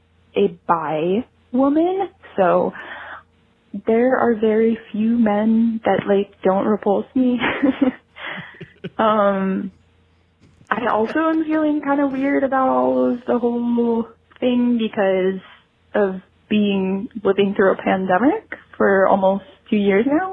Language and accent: English; Cleveland, Ohio, United States; My hometown is Cleveland